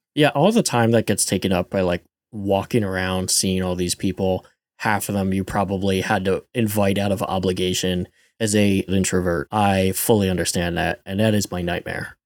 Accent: rural Pennsylvania, United States; I'm from Pennsylvania, rural Pennsylvania, where the fire hall wedding is a thing

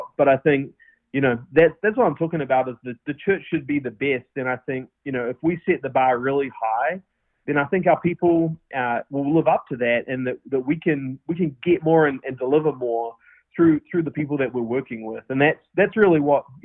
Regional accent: New Zealand; accent: New Zealand; moved away as an adult; now in United States; Obviously, I'm from New Zealand with my New Zealand accent. And moved up here in December of 13

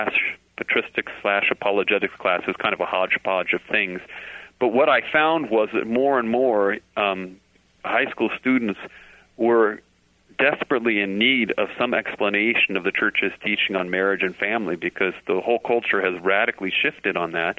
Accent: Orange County, California, United States; near where I grew up down in Orange County

